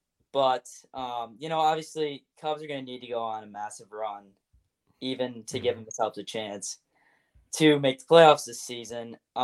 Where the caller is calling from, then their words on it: Glen Ellyn, Illinois, United States; I'm calling from Glen Allen, Illinois, western suburbs of Chicago.